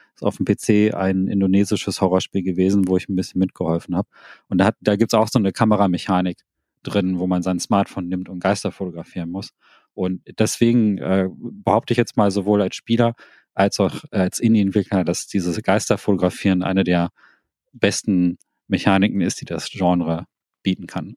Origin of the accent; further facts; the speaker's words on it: Thailand; moved away; meinem Heimatland Thailand